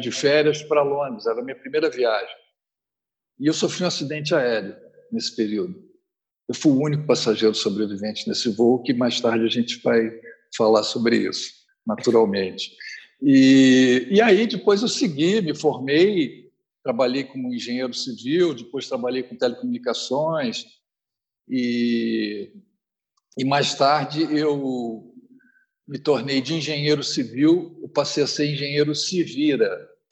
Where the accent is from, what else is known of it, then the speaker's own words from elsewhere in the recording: Rio de Janeiro, Brazil; sou natural do Rio de Janeiro